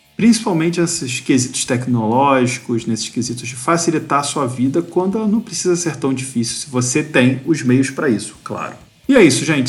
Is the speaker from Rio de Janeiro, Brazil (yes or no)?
yes; Rio de Janeiro, Brazil; Eu sou do Rio